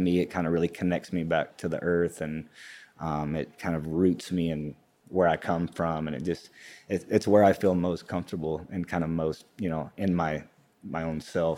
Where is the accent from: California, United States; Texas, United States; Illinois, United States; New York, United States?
Texas, United States; also born or lived in Hobbs, New Mexico; I'm originally, I was born in Hobbs, New Mexico, grew up in West Texas, around Midland and Odessa, and kind of all over Texas. My family moved around quite a bit.